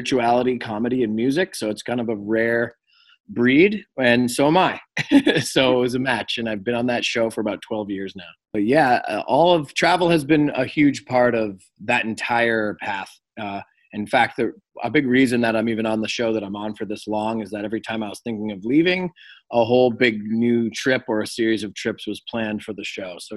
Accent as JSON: {"language": "English", "area": "Cape Cod", "region": "Massachusetts", "country": "United States", "tie": "born or raised there", "also_born_or_lived": "Springfield, Massachusetts / Los Angeles, California", "moved": "as an adult", "said": "I was born in Springfield, Massachusetts, but I was raised in Cape Cod"}